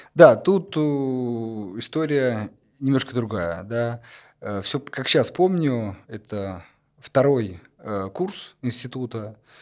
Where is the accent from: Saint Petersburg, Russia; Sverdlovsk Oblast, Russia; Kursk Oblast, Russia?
Kursk Oblast, Russia; Kursk; в моем в Курске в родном городе